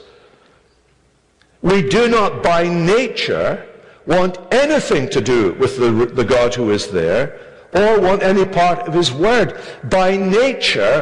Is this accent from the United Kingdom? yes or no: yes; Scotland, United Kingdom; moved away; I come from Scotland